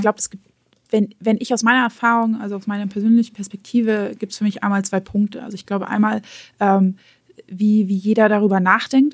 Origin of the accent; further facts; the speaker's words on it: Germany; Bei uns in Deutschland